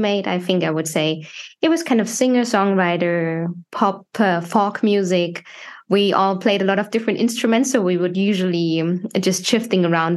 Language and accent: English; Germany; moved away as an adult; now in Sweden; born and raised in Germany